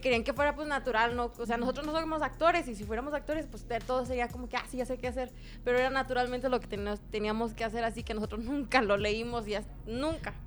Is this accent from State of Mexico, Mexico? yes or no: no; Pinal de Amoles, Querétaro, Mexico; yo soy de Pinal de Amoles. Mi municipio se llama Pinal de Amoles y mi comunidad se llama San Pedro el Viejo